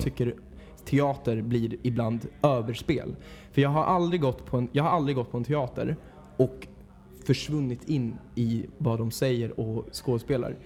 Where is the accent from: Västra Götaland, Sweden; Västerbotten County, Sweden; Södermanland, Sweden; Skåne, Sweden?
Södermanland, Sweden; Mariefred; moved away as an adult; now in Stockholm, Sweden; Jag kommer ursprungligen från Mariefred, Mariefred